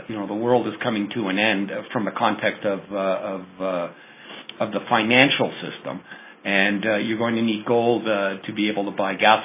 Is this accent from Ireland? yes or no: no; Canada; I'm Canadian